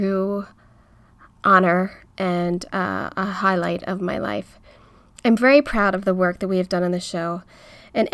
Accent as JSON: {"language": "English", "town": "Philadelphia", "region": "Pennsylvania", "country": "United States", "moved": "as an adult", "lives_now": "Los Angeles, United States", "said": "I'm from Philly. I moved to LA after college."}